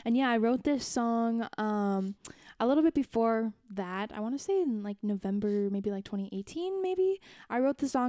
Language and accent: English; Canada; I'm a Canadian